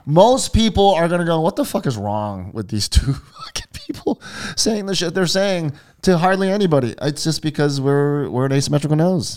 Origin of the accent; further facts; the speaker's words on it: Hawaii, United States; growing up in Hawaii